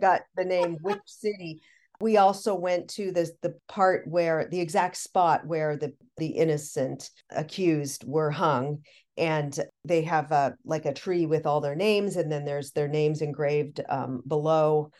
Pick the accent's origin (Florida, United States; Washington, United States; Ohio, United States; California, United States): Washington, United States; Seattle; I'm from Seattle.